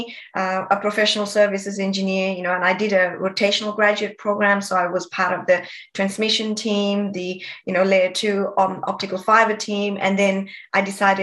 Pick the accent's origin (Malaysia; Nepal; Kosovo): Nepal; moved away as an adult; now in Sydney, Australia; I was born and brought up in Nepal